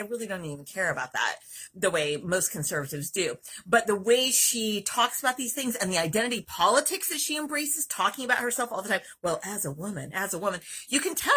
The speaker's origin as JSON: {"language": "English", "region": "California", "country": "United States", "said": "as a Californian"}